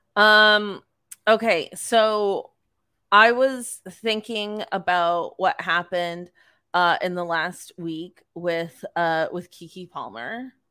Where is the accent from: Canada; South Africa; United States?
Canada; we're Canadian